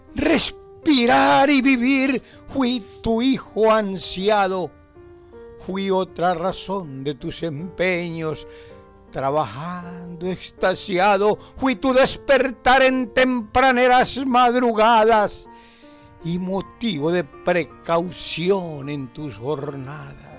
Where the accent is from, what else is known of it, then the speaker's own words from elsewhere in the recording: Argentina; moved away as an adult; now in Spain; soy argentino y vivo en España desde el 2001